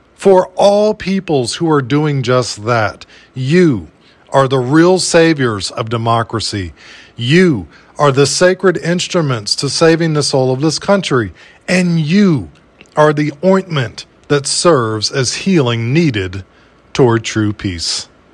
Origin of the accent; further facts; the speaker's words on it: United States; As an American in these so-called United States